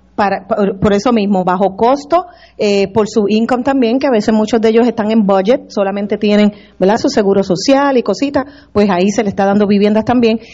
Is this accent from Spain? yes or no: no; Puerto Rico; now in Florida, United States; nací, fui criada aquí en Puerto Rico